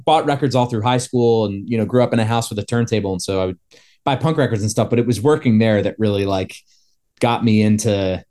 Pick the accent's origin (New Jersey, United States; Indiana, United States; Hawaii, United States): New Jersey, United States; So I grew up in New Jersey.